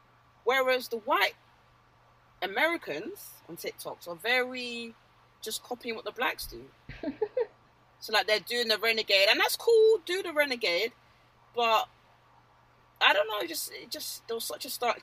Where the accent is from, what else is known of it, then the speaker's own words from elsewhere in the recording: United Kingdom; I'm British.